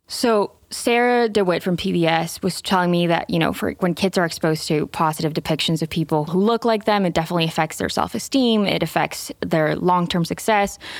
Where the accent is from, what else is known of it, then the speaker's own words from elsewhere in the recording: Venezuela; moved away; I'm Venezuelan. I grew up in Venezuela